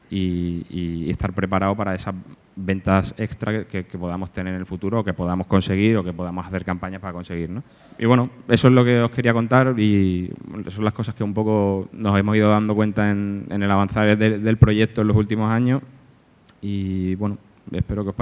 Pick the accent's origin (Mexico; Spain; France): Spain; Málaga, Andalusia; now in Alicante, Spain; yo soy de Málaga, pero vivo, vivo aquí en Alicante hace cinco años porque mi mujer es de aquí